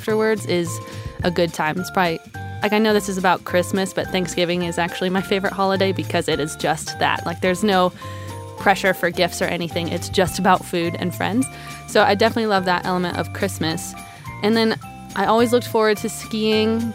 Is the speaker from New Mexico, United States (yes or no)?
yes; New Mexico, United States; I grew up in New Mexico